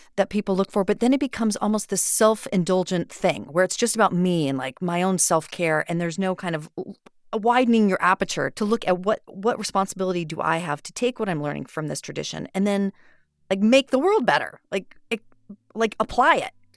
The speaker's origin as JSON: {"language": "English", "region": "Idaho", "country": "United States", "said": "I'm from Idaho"}